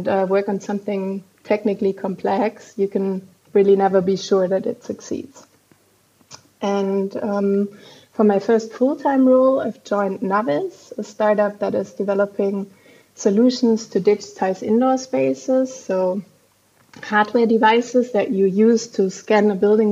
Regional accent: Frankfurt, Hesse, Germany; also born or lived in Munich / Copenhagen; I was born and raised in Frankfurt here in Germany

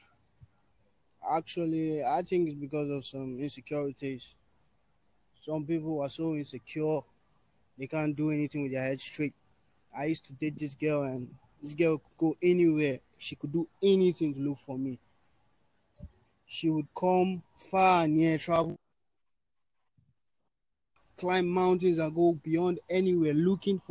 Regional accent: Nigeria; I'm from Nigeria. And our norms, our tradition here are different.

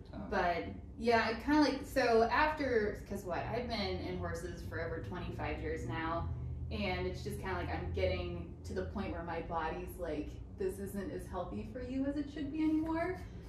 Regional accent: Pittsburgh, Pennsylvania, United States; From Pittsburgh.

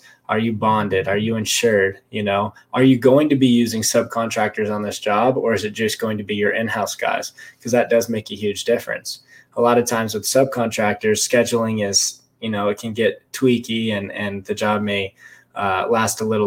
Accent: Las Vegas, Nevada, United States; moved away as an adult; also born or lived in Lake Tahoe / Reno, Nevada; now in San Diego, United States; I was born in Lake Tahoe. I grew up in Las Vegas. When I was five or so, I moved to Vegas. Grew up in Vegas

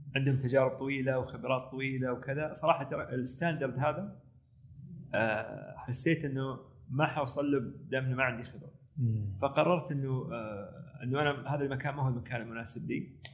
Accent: Saudi Arabia; also born or lived in United States; احنا عندنا في السعوديه

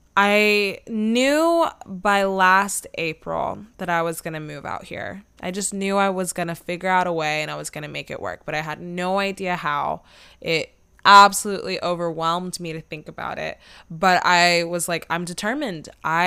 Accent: Atlanta, Georgia, United States; people have asked me where I'm from and are then shocked to find out that I've been born and raised in Atlanta, probably because I look like I would be from California and I sound like I could potentially be from California.

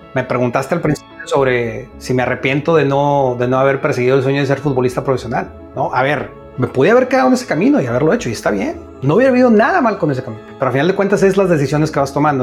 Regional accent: Monterrey, Nuevo León, Mexico; now in United States; from Monterrey, Mexico

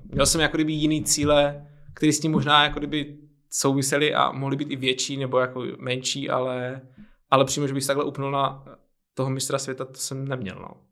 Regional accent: Olomouc, Olomouc Region, Czechia; now in Prague, Czechia; pocházím z Olomouce

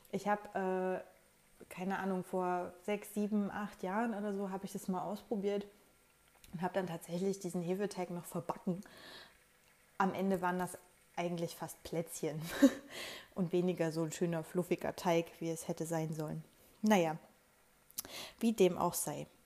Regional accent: Leipzig, Saxony, Germany; pendle ich im Homeoffice zwischen meiner Heimatstadt Leipzig und Thüringen, wo mein Freund lebt.

